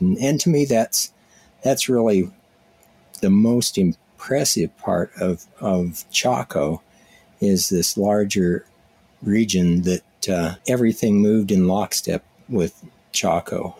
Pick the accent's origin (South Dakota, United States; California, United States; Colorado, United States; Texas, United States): Colorado, United States; moved away as an adult; also born or lived in Tohatchee, New Mexico; I grew up in Colorado